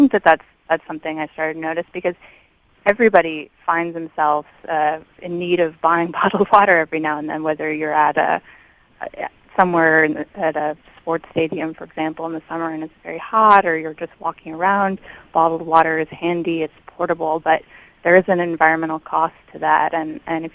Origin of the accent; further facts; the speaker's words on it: Washington, District of Columbia, United States; my hometown of Washington, D.C.